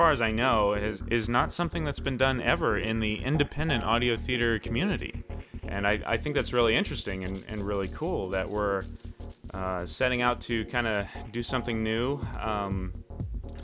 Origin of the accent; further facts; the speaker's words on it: Ohio, United States; I was born and raised in Ohio. I currently still live in the Midwest